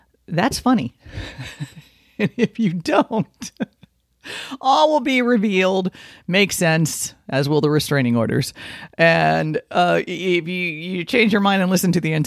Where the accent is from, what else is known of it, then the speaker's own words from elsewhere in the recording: Miami Gardens, Florida, United States; Native South Floridian. Born in Miami specifically. Born and raised in Carroll City